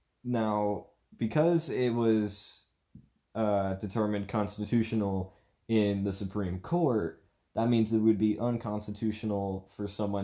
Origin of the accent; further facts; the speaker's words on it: Portland, Oregon, United States; I was born in Portland, Oregon. I don't live there anymore. I've moved around a lot since I was a little kid. But growing up in Portland, Oregon